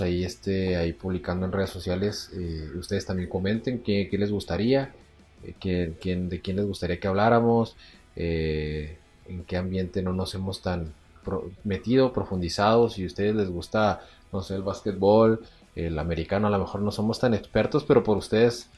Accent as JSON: {"language": "Spanish", "country": "Mexico"}